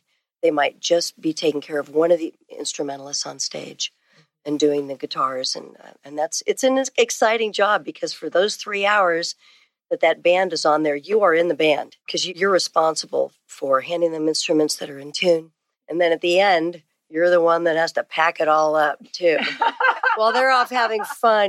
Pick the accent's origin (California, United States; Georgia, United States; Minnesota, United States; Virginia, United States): California, United States; San Francisco; now in Austin, United States; I grew up in San Francisco area.